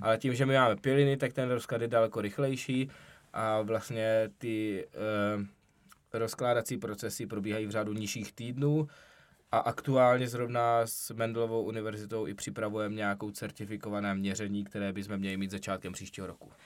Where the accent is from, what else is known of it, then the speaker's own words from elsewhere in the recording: South Moravian Region, Czechia; jsme z Jižní Moravy